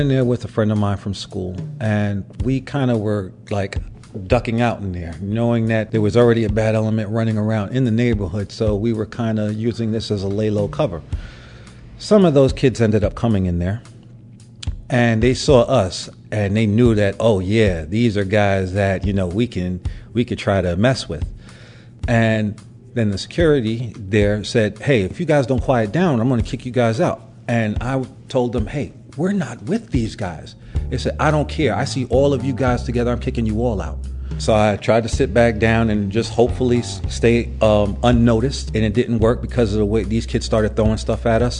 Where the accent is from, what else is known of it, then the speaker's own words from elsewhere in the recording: New York City, New York, United States; growing up in Brooklyn, but I grew up during the crack era